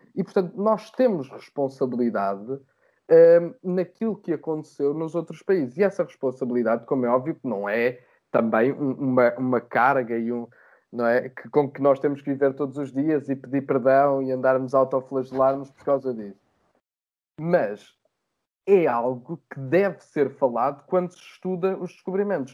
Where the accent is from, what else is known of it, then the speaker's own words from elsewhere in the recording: Portugal; nós, enquanto portugueses